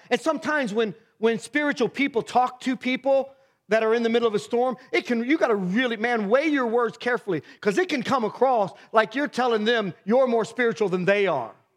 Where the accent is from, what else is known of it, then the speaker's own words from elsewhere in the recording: Miamisburg, Ohio, United States; I grew up in Myamisburg, Ohio, in the worst part of that town